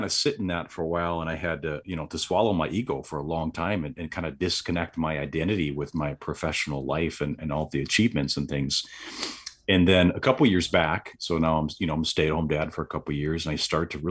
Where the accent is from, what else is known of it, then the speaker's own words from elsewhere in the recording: Random Lake, Wisconsin, United States; so I'm from Southeast Wisconsin, a really small town. Oddly enough, it's called Random Lake, and I get a lot of jokes about that because yes, there's a lake there, and that is pretty random.